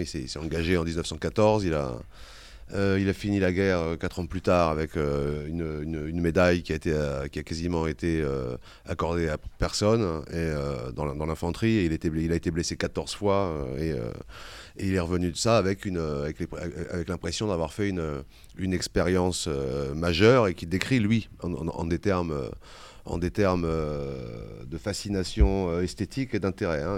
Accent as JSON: {"language": "French", "town": "Vitry-sur-Seine", "region": "Île-de-France", "country": "France", "tie": "born or raised there", "also_born_or_lived": "Paris", "moved": "as an adult", "lives_now": "Corsica, France", "said": "je suis né à Paris. J'ai, j'ai, je suis resté à Vitry-sur-Seine jusqu'à, jusqu'à l'âge de vingt ans, avant de revenir, euh, m'installer ici"}